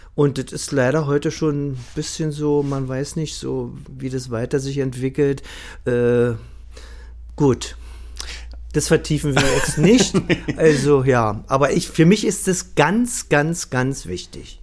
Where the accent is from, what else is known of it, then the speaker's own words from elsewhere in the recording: Berlin, Germany; moved away; also born or lived in Vienna; Ich als Berliner